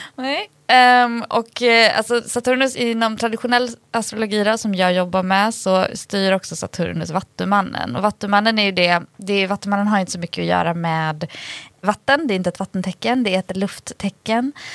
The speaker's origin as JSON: {"language": "Swedish", "region": "Dalarna County", "country": "Sweden", "tie": "born or raised there", "said": "Jag är ändå uppvuxen i Dalarna"}